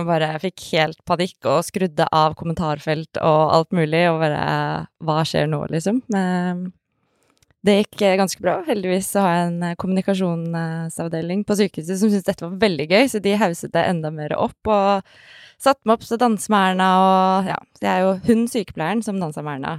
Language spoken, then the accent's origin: Norwegian; Oslo, Norway; Er 32 eh, år. Født og oppvokst i Oslo